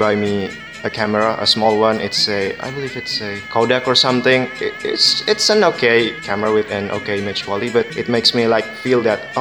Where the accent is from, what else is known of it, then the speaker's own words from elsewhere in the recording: Indonesia; I'm from Indonesia